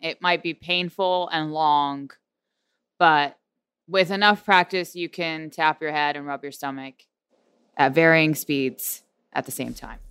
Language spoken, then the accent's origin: English; Houston, Texas, United States; We are from Houston